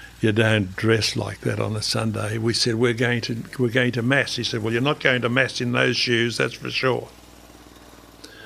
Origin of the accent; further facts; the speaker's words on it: Australia; me being Australian